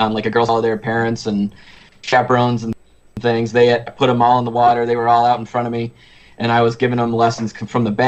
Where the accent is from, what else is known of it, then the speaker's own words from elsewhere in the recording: Lake Ontario, New York, United States; I grew up on Lake Ontario